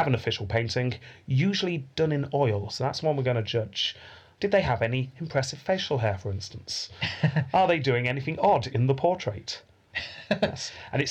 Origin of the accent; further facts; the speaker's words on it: United Kingdom; We are British.